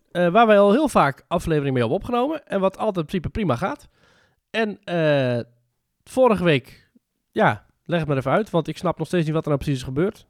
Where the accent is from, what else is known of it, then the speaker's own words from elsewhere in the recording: Netherlands; als Nederlander